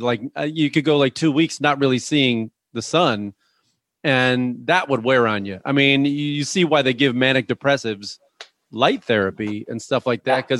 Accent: Chicago, Illinois, United States; moved away; I'm from Chicago. I grew up in cold weather

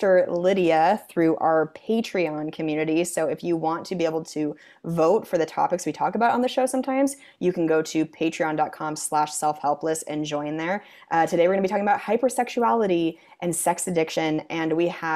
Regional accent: Spokane, Washington, United States; moved away; my hometown, Spokane

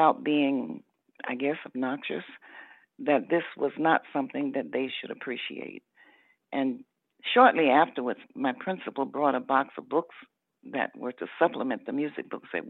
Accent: Atlanta, Georgia, United States; I was born in Atlanta

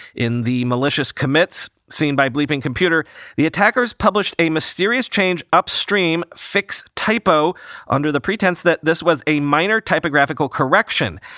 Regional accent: New York, United States; I'm a New Yorker

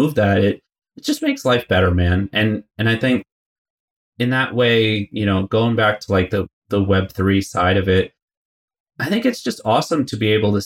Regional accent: United States; I was born and raised in the States, like New York, New Jersey area

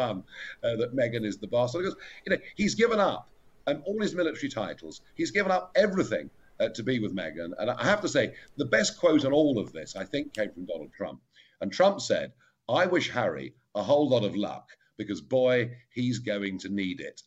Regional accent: England, United Kingdom; my home country of England

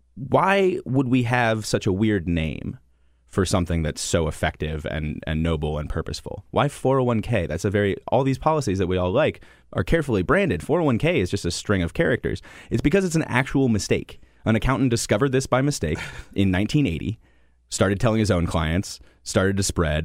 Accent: Connecticut, United States; moved away; I grew up in Connecticut

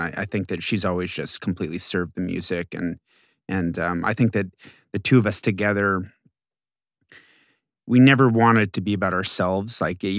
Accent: Houston, Texas, United States; I was growing up in Houston, but I was not from Houston, and I always felt like an alien.

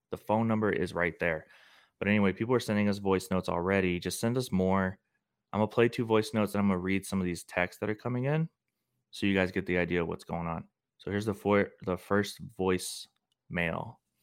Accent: St. Louis, Missouri, United States; I'm from Missouri

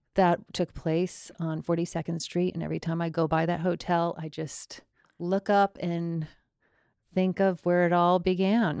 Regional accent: Longmeadow, Massachusetts, United States; I'm from Long Meadow, Massachusetts

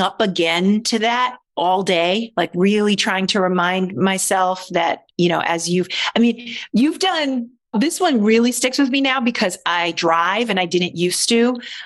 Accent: Baltimore, Maryland, United States; I was born in Baltimore

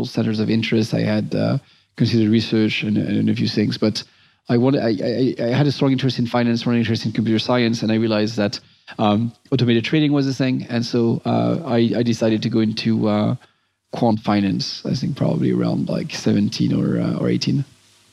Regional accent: Montrouge, Île-de-France, France; moved away; I grew up near Paris

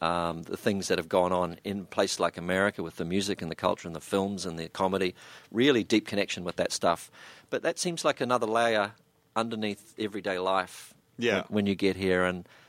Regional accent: New Zealand; suddenly it was being a New Zealander and standing in the middle of a group of people and really not saying hardly anything, just going, yeah, was suddenly quite credible.

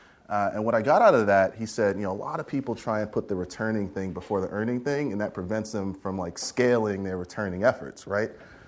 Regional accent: Queens, New York, United States; As Tina mentioned, I grew up in Queens, New York, born and raised. Pretty humble beginnings, the whole rose that grew from concrete story, right? I grew up projects, welfare family, all that stuff.

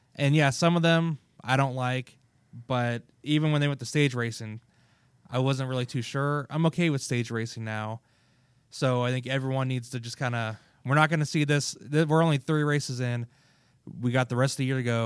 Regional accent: Kansas, United States; I'm from Kansas

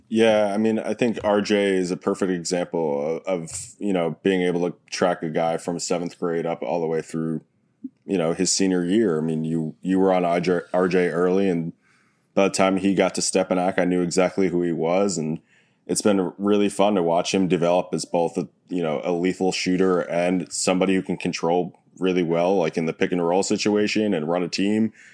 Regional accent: New York, United States; as a New Yorker

